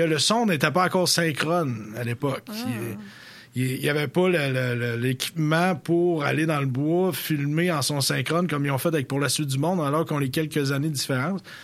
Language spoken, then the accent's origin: French; Sainte-Félicité-de-L'Islet, Quebec, Canada; le village d'où je viens, Sainte-Félicité de Lillet